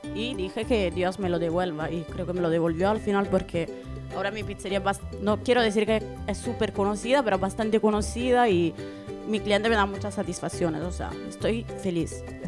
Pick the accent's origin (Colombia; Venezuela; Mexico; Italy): Italy; now in Spain; en mi pueblo en Italia